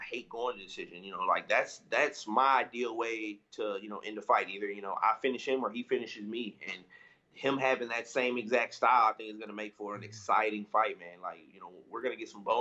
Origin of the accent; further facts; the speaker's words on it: St. Louis, Missouri, United States; I was back home in St. Louis, my hometown. That's where I live